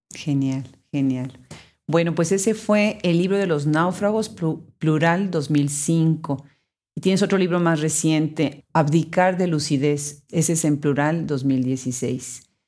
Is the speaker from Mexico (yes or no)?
yes; Mexico; mi país natal